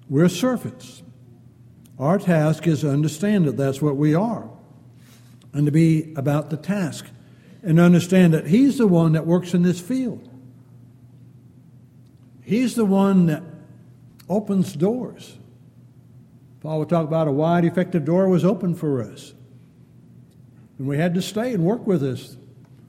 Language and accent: English; California, United States; moved away; growing up in California out in the hills